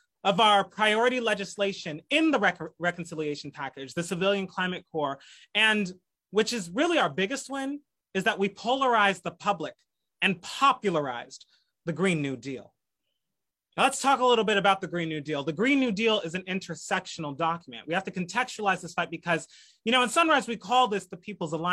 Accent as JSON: {"language": "English", "town": "Los Angeles", "region": "California", "country": "United States", "said": "I come from Los Angeles"}